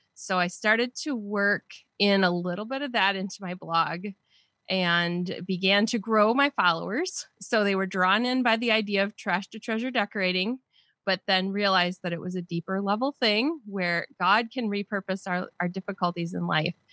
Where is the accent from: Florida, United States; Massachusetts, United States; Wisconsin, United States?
Wisconsin, United States; southern; accent: Wisconsin; I've been in Wisconsin my whole life